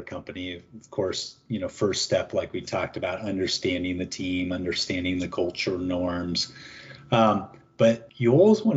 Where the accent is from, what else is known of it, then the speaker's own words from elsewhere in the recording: Seattle, Washington, United States; moved away as an adult; also born or lived in Geneva, Switzerland; now in Toronto, Canada; being a American born and raised in Seattle who never lived outside the U.S., let alone really the Washington state